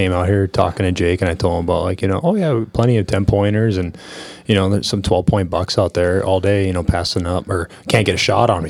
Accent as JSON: {"language": "English", "region": "Midwest", "country": "United States", "moved": "yes", "lives_now": "Idaho, United States", "said": "I come from the Midwest."}